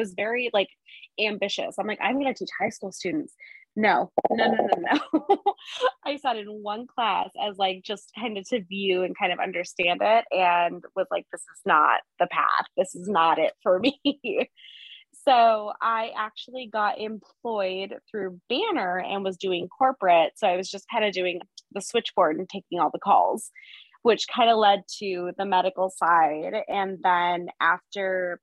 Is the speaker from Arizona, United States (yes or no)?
yes; Arizona, United States; I am an Arizona native